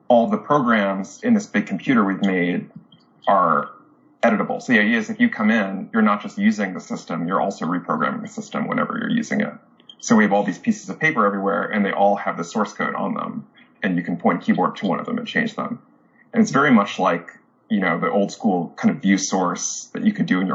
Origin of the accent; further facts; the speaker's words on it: New Jersey, United States; I grew up in New Jersey, not too far from the lab